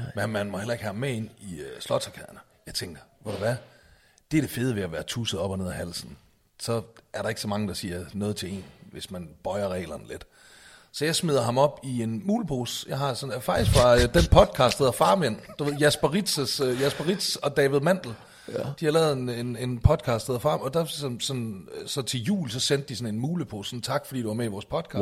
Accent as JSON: {"language": "Danish", "town": "Aalborg", "region": "North Denmark Region", "country": "Denmark", "moved": "yes", "said": "jeg var hjemme i Aalborg"}